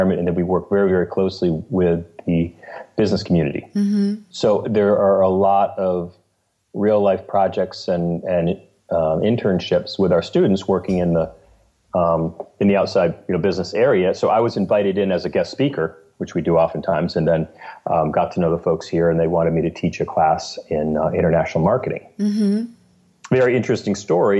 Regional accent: Maine, United States; moved away as an adult; also born or lived in New York; now in Vermont, United States; After graduating from college upstate New York at St. Lawrence University, and went back to my home in Maine

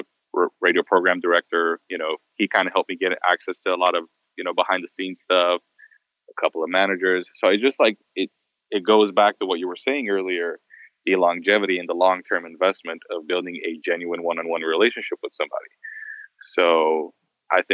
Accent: Beirut, Beirut Governorate, Lebanon; moved away as an adult; also born or lived in United States; now in Los Angeles, United States; I was born in the US, but then when I was like five, my family moved to Beirut, Lebanon. I was raised actually in the Middle East

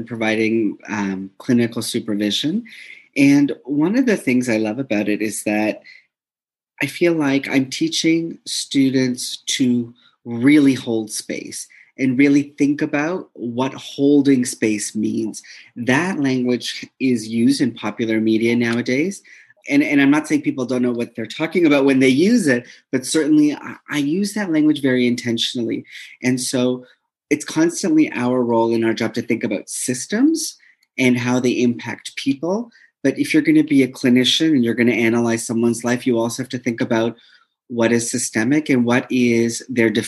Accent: Toronto, Ontario, Canada; moved away as an adult; now in Winnipeg, Canada; I'm pretty much born and raised in Toronto, and I recently relocated to Winnipeg, Manitoba

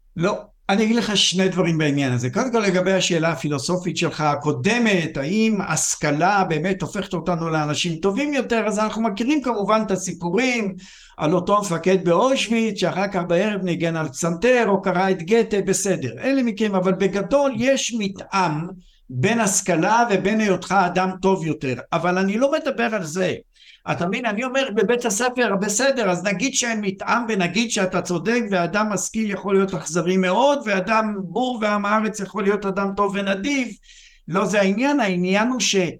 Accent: Israel; אני גדלתי בבית, אני גדלתי בקיבוץ

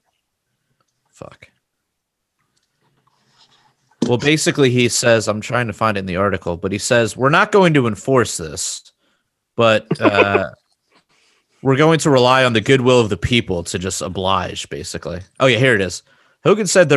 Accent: Maryland, United States; we're all from Maryland mostly

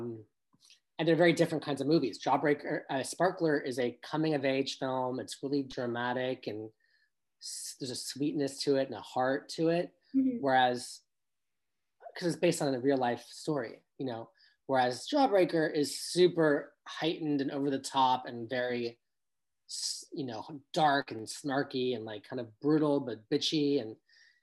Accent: Los Angeles, California, United States; also born or lived in New York City; I was raised in Encino in the Valley, which yes, it's in Los Angeles, but it's still kind of the suburbs

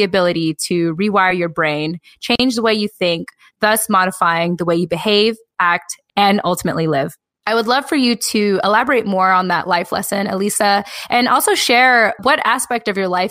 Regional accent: United States; I think, as a Filipino American woman where we just like don't feel enough.

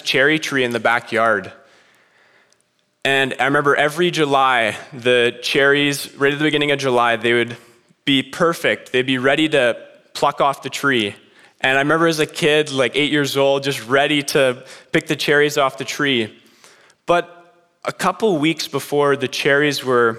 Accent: British Columbia, Canada; moved away as an adult; I'm from BC, we got nice mountains, and it's far away from here

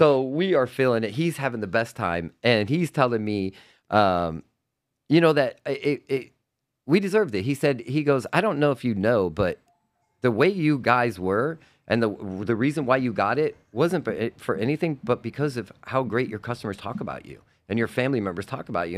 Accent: Homestead, Florida, United States; Ducati Revs in Homestead, which is my hometown

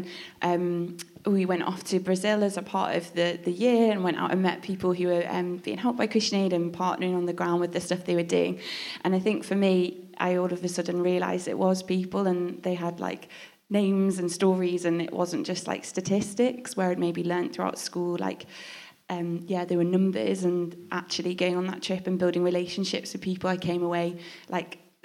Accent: Manchester, North West England, United Kingdom; I'm from Manchester. Big up the North.

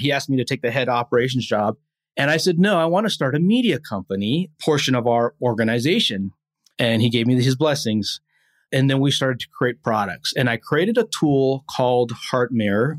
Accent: Hawaii, United States; moved away; I'm born and raised in Hawaii

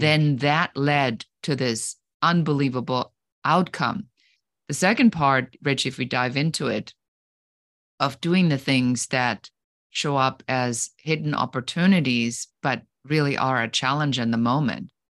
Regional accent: Germany; moved away; I come originally from Germany, where we take things extremely seriously

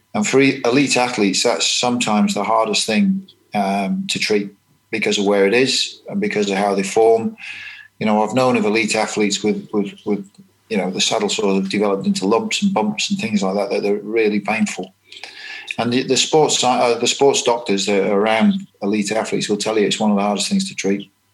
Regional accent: England, United Kingdom; moved away as an adult; now in New Zealand; being English and quite uh, green in New Zealand

